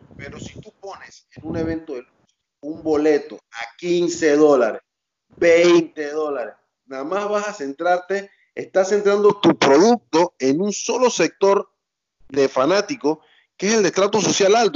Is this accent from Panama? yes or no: yes; Panama; también veía de niño en Canal 4, un canal local aquí en Panamá